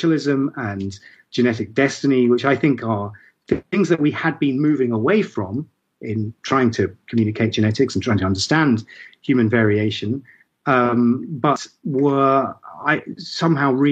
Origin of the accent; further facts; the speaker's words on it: Ipswich, East of England, United Kingdom; I was born in Ipswich